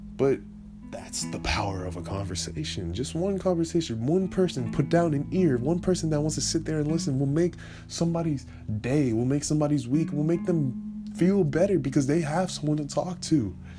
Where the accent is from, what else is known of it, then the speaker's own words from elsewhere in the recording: California, United States; I am from California